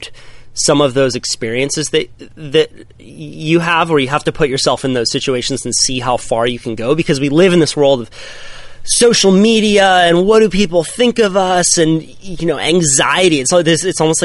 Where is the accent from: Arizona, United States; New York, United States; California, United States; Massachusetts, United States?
California, United States; Santa Cruz; Grew up right here in Santa Cruz, California